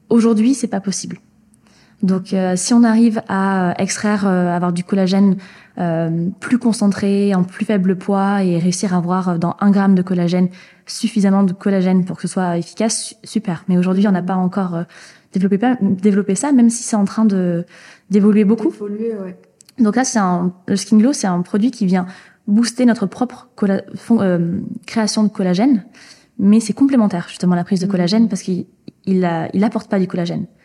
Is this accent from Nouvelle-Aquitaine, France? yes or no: yes; Nouvelle-Aquitaine, France; Moi, je viens du Pays Basque, mhm.